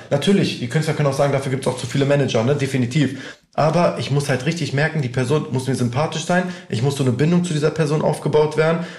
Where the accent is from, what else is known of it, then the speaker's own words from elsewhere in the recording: Albania; Achso, ich komme aus Albanien.